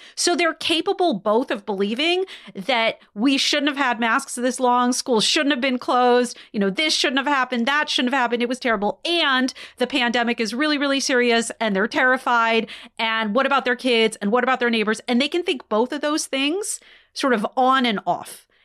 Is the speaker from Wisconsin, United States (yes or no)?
yes; Wisconsin, United States; in Wisconsin, which is my home state